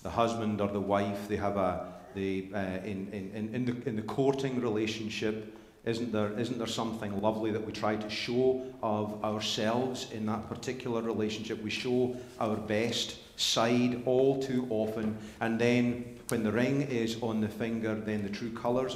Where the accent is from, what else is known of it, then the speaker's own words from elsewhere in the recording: Scotland, United Kingdom; moved away; growing up in Scotland